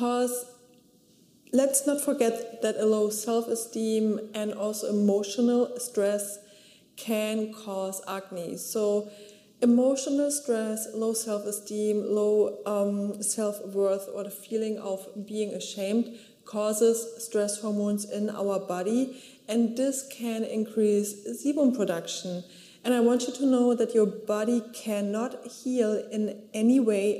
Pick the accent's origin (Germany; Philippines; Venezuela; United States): Germany; So I grew up in Germany at the beach